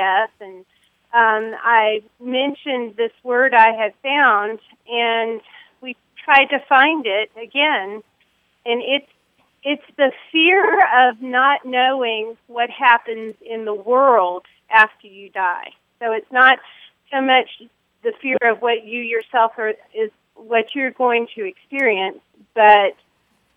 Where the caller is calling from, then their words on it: Panama City, Florida, United States; I'm calling from Panama City, Florida.